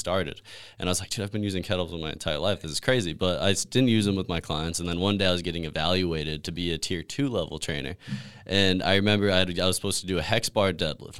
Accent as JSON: {"language": "English", "region": "New Mexico", "country": "United States", "tie": "born or raised there", "also_born_or_lived": "Denver, Colorado", "moved": "as an adult", "lives_now": "California, United States", "said": "I grew up in New Mexico"}